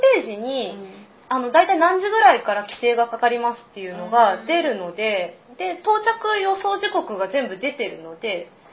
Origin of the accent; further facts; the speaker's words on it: Mie, Japan; also born or lived in Ibaraki / Tokyo; 生まれは、えーと、三重です、であの父の仕事で一時茨城にいて、であの小学校4年生の時に戻ってくることになったんですけれども